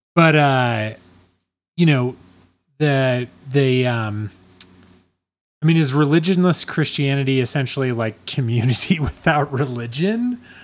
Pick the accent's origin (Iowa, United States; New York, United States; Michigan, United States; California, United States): Iowa, United States; I'm from Iowa